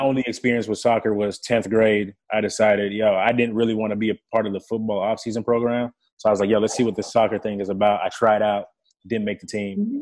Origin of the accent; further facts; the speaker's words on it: Irving, Texas, United States; first language French; English is a second language; also born or lived in Democratic Republic of the Congo / Johannesburg, South Africa; So at seven years old, I get to Texas. I don't know the language. I wasn't fluent in English until I was nine years old